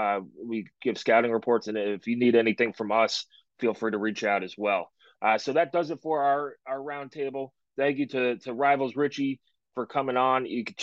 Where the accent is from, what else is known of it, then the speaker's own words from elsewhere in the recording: New York area, United States; moved away; I am from the New York area, so it's a chance to go home.